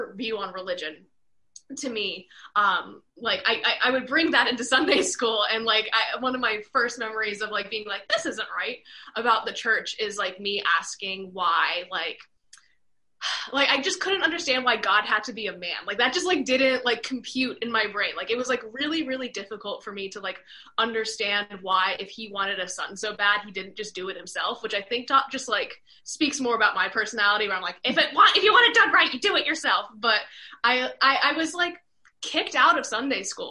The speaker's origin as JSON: {"language": "English", "region": "Virginia", "country": "United States", "moved": "yes", "said": "I'm from Virginia originally"}